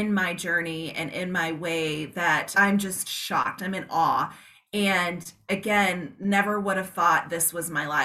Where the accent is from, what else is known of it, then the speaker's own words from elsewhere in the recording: Georgia, South Carolina, Southeast, United States; now in Arizona, United States; I was born and raised in the Southeast, Georgia, South Carolina. And then of course we reside here in Arizona.